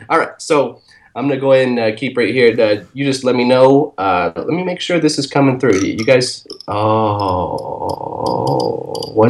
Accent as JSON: {"language": "English", "town": "Brooklyn", "region": "New York", "country": "United States", "said": "I'm from Brooklyn."}